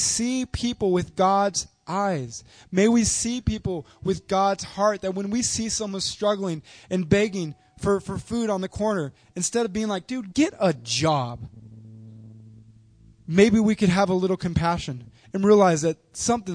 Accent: United States; we as an American culture

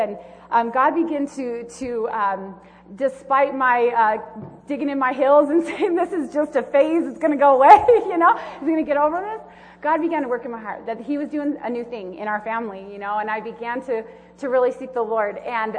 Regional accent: Southern California, United States; moved away as an adult; also born or lived in Kansas; now in Tooele, United States; Dad, I am from Southern California.

